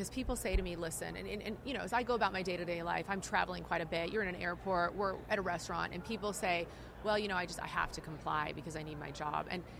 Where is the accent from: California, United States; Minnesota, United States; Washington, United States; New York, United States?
California, United States; I say that as a Californian.